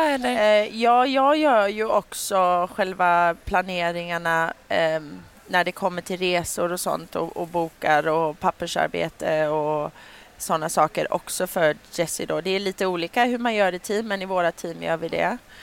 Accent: Sweden; jag var här hemma i Sverige

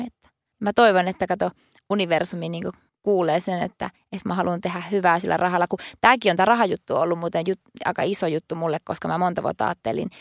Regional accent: Oulunsalo, North Ostrobothnia, Finland; moved away; mä oon Pohjois-Suomesta

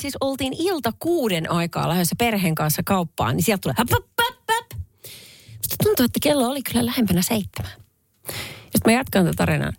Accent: Salo, Southwest Finland, Finland; Salon, Salon Perniön, eli minun kotiseutuni

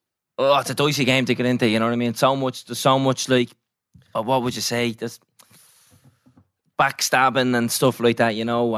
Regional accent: Newtownmountkennedy, County Wicklow, Ireland; I'm from Newtown, Mount Kennedy.

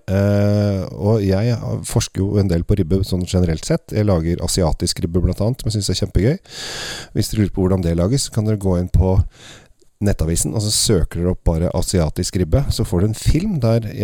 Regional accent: Italy; Norwegian is a second language; Ja, i Italia, der jeg kommer fra, så vi, eh, drikker vi ofte en vin er, fra en drue som heter Scuppetino.

